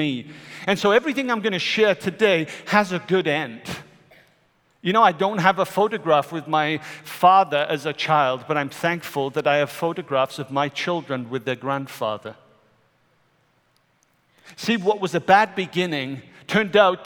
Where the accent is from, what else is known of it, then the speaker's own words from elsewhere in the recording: Wales, United Kingdom; moved away; I am a Welshman.